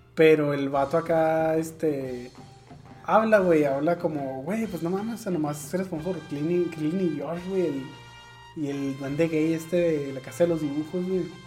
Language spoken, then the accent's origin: Spanish; Mexico; como soy mexicano